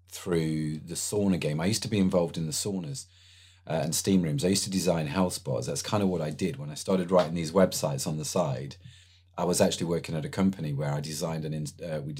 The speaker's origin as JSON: {"language": "English", "region": "England", "country": "United Kingdom", "said": "Obviously, I'm English, so I'm gonna I'm gonna go with Lewis."}